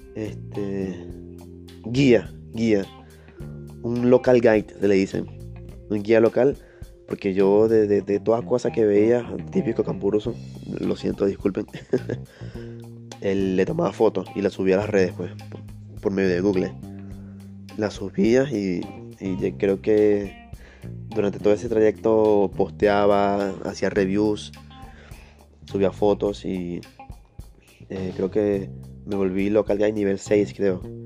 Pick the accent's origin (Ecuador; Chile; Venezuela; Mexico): Venezuela; moved away as an adult; now in Lima, Peru; yo soy venezolano